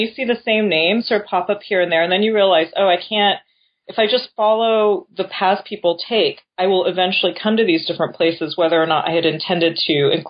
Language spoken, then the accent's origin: English; Japan; also born or lived in New York; I was born in Japan to an American father and a Japanese mother. And with the exception of 2 years in New York when I was very young, grew up in Japan, but went to international school.